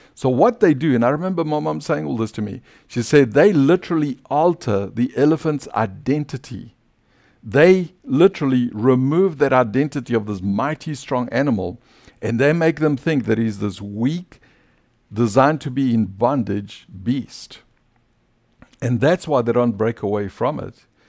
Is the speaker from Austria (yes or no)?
no; South Africa; accent: South African; now in United States; my old identity as a South African